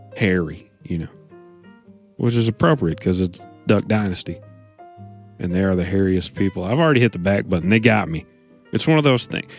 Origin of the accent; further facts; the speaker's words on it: United States; I'm an American